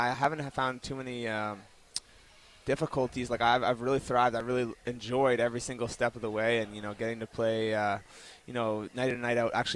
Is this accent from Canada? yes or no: yes; Toronto, Ontario, Canada; now in Vancouver, Canada; I grew up in Toronto